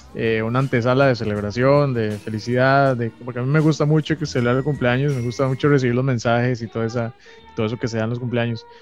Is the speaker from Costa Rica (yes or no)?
yes; Costa Rica; nosotros en Costa Rica somos tan alegres